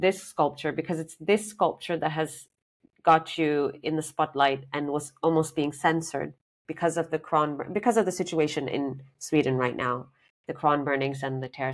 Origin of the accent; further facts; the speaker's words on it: Sri Lanka; moved away; I'm from Sri Lanka